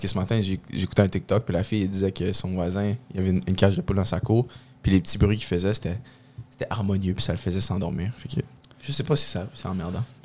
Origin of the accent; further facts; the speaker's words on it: Quebec, Canada; je suis un bon Québécois